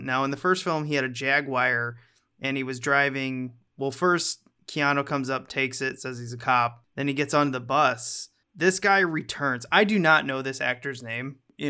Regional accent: Missouri, United States; No, I'm from Missouri.

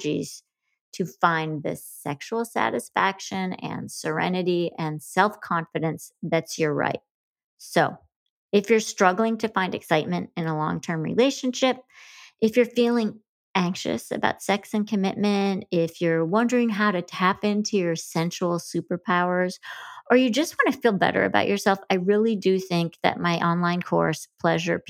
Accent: Grand Rapids, Michigan, United States; I'm from Grand Rapids, Whitney. Well, that's mostly where I grew up in Michigan

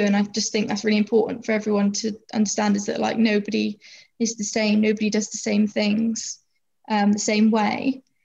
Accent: Plymouth, South West England, United Kingdom; I'm 22 years old and I'm from Plymouth

